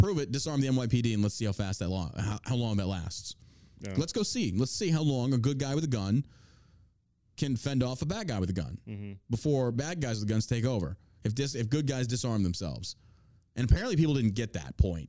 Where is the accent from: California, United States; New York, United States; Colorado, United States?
New York, United States; moved away; I grew up in New York